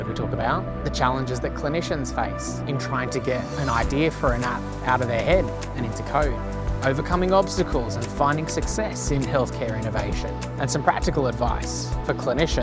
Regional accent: Sydney, New South Wales, Australia; I'm from Sydney, and I'm in Melbourne today.

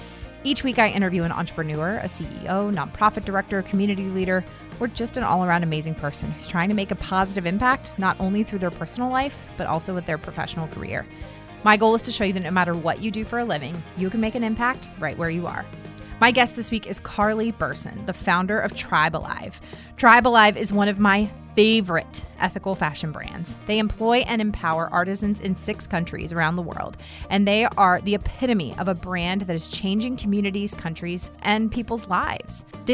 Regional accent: Virginia, United States; now in North Carolina, United States; I mean, I was born in Virginia

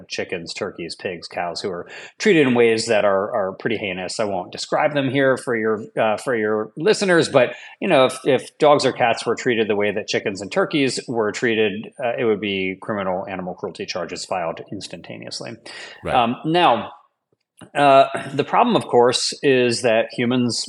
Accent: Washington, District of Columbia, United States; I'm from the Washington, D.C. area

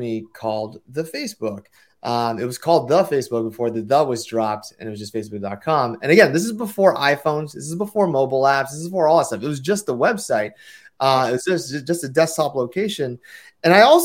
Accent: San Francisco Bay Area, California, United States; also born or lived in Hawaii; I'm from the Bay Area

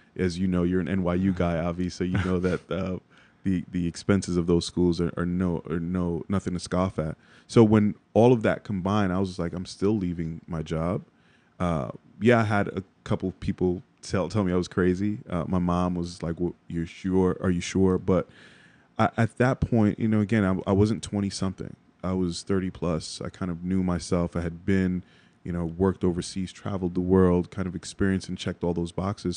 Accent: New York City, New York, United States; also born or lived in Jersey City, New Jersey; in Bronx native

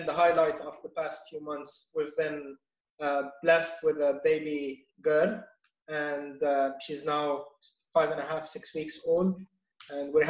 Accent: Beirut, Beirut Governorate, Lebanon; moved away as an adult; now in Nashville, United States; I was born in Beirut, Lebanon, and I grew up there until college.

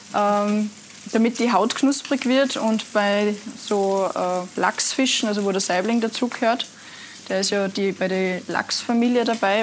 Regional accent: Altaussee, Styria, Austria; ich bin in Aldasse geboren

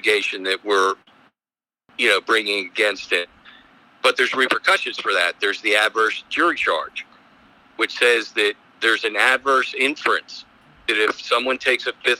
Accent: Philadelphia, Pennsylvania, United States; now in Columbia, United States; I practice in Columbia and I'm from Philadelphia.

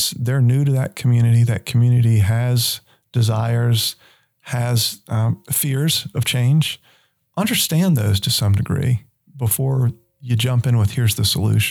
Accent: Stuart, Florida, United States; moved away; I grew up in South Florida

